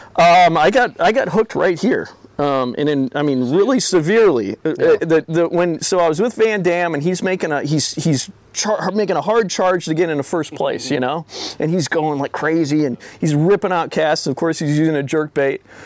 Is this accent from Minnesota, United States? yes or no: yes; Minnesota, United States; I'm from Minnesota.